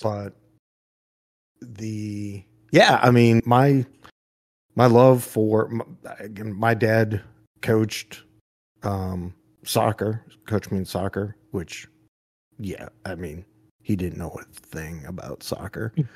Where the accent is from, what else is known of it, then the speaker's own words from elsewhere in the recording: New Hampshire, United States; when I grew up in New Hampshire